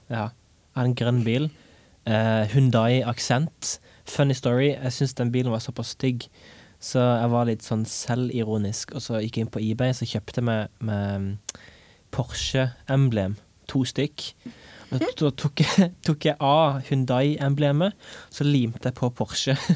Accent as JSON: {"language": "Norwegian", "town": "Egersund", "region": "Rogaland", "country": "Norway", "moved": "as an adult", "lives_now": "Stavanger, Norway", "said": "jeg hjemme i Egersund"}